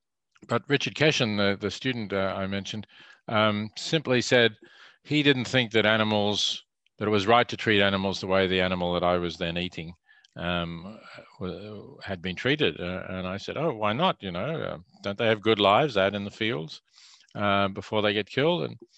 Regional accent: Melbourne, Victoria, Australia; I grew up in Melbourne

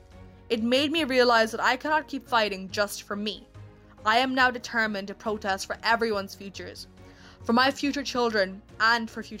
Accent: Kerala, India; now in Cork, Ireland; I'm originally from Kerala, India, but I live right now

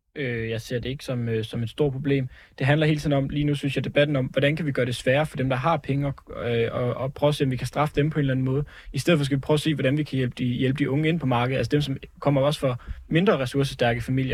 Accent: Jutland, Denmark; moved away; Jeg er selv over fra Jylland af

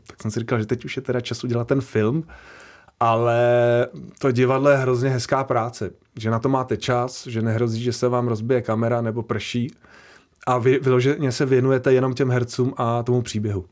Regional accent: Prague, Czechia; on bydlel s náma v domě, když jsem byl malý ve Strašnicích

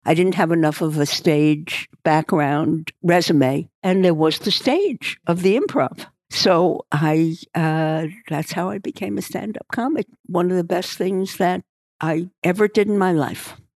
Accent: New York City, New York, United States; moved away as an adult; also born or lived in Dallas / Beverly Hills; I was born in Brooklyn

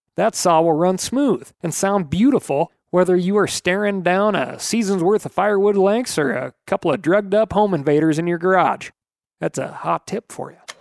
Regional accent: Montana, United States; here in my home state of Montana. We had essentially zero turkeys in the state when I was growing up

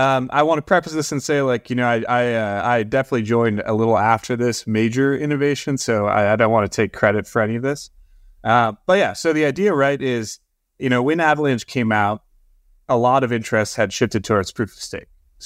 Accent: Wisconsin, United States; So, I actually grew up far away from all this stuff. I grew up in Wisconsin. You know, I didn't grow up on a farm per se, but I certainly didn't grow up in the big city.

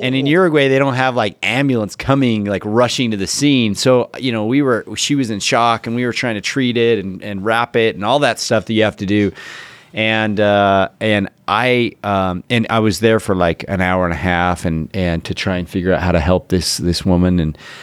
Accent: Ogden, Utah, United States; i'm from o town uh, Ogden, Utah

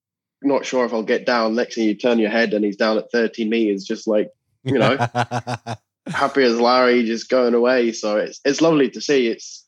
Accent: Scotland, United Kingdom; also born or lived in England; I was born in England, but I've spent my whole life in Scotland, and my dad's Scottish.

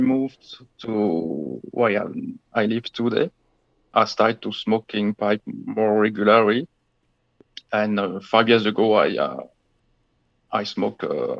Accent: Belgium; first language French; English is a second language; moved away as an adult; now in France; I was born in Belgium in 1975, just at the border with France.

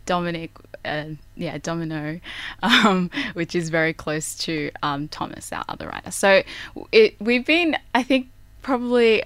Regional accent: Sydney, New South Wales, Australia; I'm from Mount Druitt

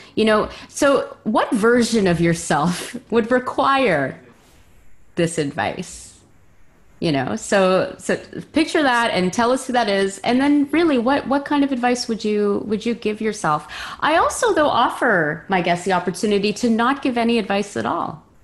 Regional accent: Montreal, Quebec, Canada; now in Vancouver, Canada; I'm from Montreal

